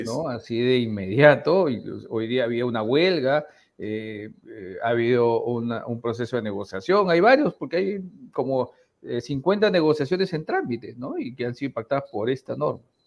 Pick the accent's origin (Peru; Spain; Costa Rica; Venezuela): Peru; somos todos los peruanos